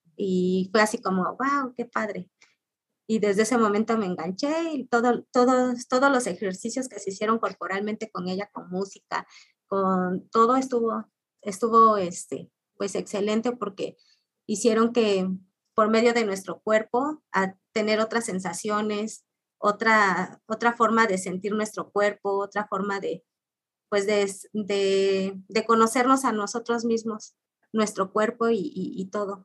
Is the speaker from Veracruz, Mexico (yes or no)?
yes; Orizaba, Veracruz, Mexico; moved away as an adult; now in Ciudad Nezahualcóyotl, Mexico; mi ciudad natal de Orizaba